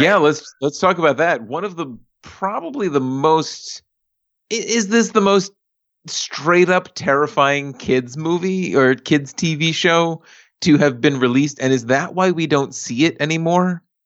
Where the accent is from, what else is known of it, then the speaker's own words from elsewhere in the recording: New York City, New York, United States; where I was raised, Staten Island